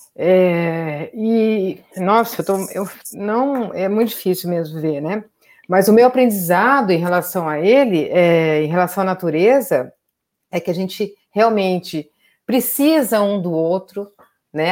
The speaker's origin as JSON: {"language": "Portuguese", "country": "Brazil", "tie": "born or raised there", "said": "Eu cresci no Pantanal, mudei para lá, tinha uns três anos"}